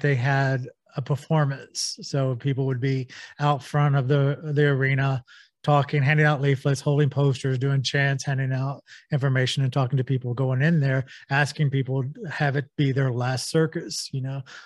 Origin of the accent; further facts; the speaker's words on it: Texas, United States; I grew up in Texas